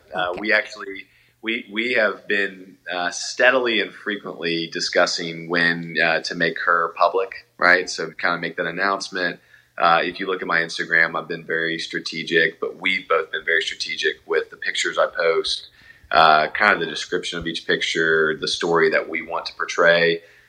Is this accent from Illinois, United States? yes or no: no; Atlanta, Georgia, United States; So I'm a transplant from Atlanta.